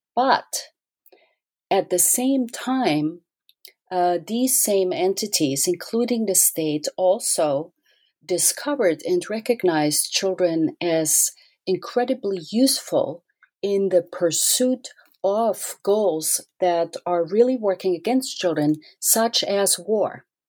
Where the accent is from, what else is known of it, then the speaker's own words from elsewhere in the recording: Austria; I grew up in Austria